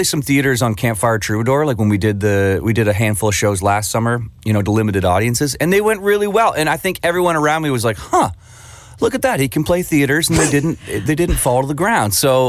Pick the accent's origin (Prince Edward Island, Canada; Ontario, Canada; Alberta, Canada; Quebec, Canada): Ontario, Canada; St. Catharines; St. Catharines, which was my hometown